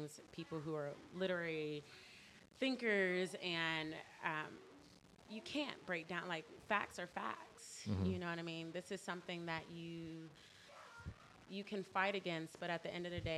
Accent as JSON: {"language": "English", "town": "Detroit", "region": "Michigan", "country": "United States", "tie": "born or raised there", "also_born_or_lived": "Orlando, Florida / California / Austin, Texas", "moved": "yes", "lives_now": "Seattle, United States", "said": "So I was born and raised in Detroit, and then I moved to Orlando, and then I lived in Austin, Texas, or I lived in California for about 8 years, and then moved to Austin, Texas, and moved here."}